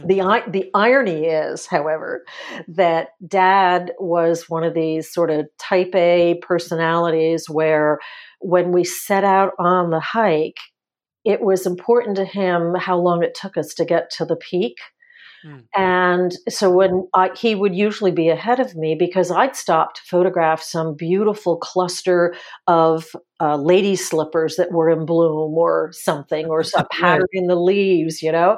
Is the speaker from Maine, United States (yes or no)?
no; New Jersey, United States; when I was growing up in the house that I grew up in New Jersey, North Central New Jersey